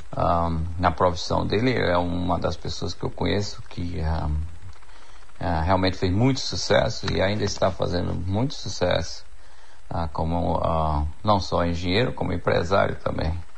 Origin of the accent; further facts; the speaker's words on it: Jacobina, Bahia, Brazil; now in Canada; sou filho de Jacobina, cresci em Jacobina